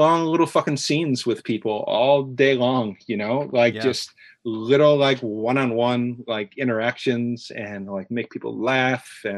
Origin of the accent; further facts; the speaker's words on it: Chicago, Illinois, United States; moved away as an adult; now in New York, United States; I grew up in the Chicago area